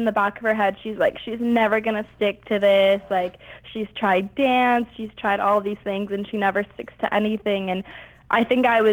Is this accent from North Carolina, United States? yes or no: no; Los Angeles, California, United States; I was born and raised in Los Angeles